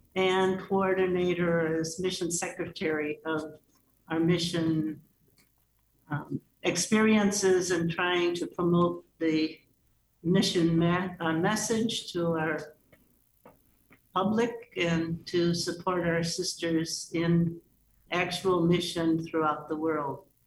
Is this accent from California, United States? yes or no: no; Chicago, Illinois, United States; I am a Chicagoan